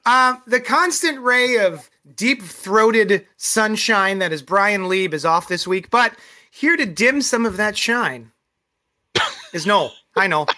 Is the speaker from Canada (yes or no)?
no; Bahamas; I guess because it's a relaxing color from growing up in the Bahamas.